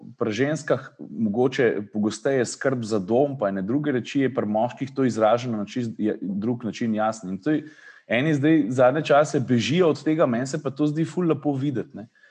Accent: Slovenia

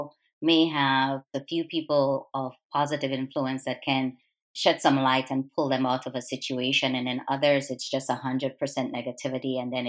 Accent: U.S. Virgin Islands; growing up in the Virgin Islands

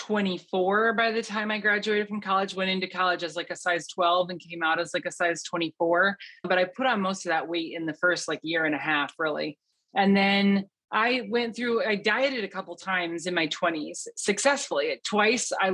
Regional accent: Western Michigan, United States; moved away as an adult; also born or lived in Omaha, Nebraska / Loveland, Colorado; I was born and raised in Western Michigan

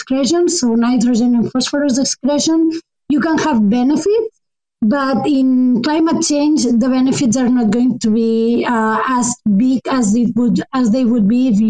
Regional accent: Spain; moved away as an adult; now in Canada; Currently, I'm doing my studies in Canada, but I'm originally from Spain

